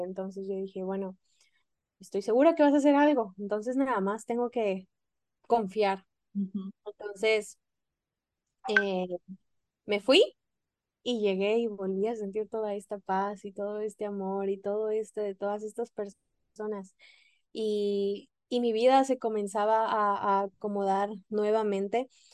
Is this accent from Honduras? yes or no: no; Mexico; moved away; yo siendo mexicana